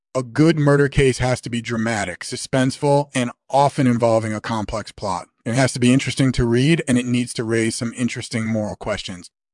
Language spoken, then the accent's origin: English; Australia; moved away as an adult; now in England, United Kingdom; was born in Australia in nineteen fifty-one, and I lived there until I was eighteen, and then I moved to England, where I've been living ever since